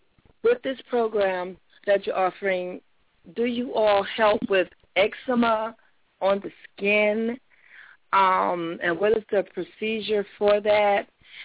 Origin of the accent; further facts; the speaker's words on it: Jacksonville, Florida, United States; I'm from Jacksonville.